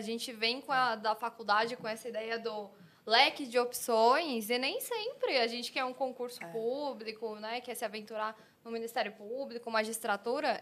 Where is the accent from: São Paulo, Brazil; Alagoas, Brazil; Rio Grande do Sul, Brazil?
São Paulo, Brazil; interior of São Paulo state, Brazil; also born or lived in Guaratinguetá; eu também sou aqui do estado de São Paulo mas eu sou do interior. Hoje eu moro na cidade de Guaratinguetá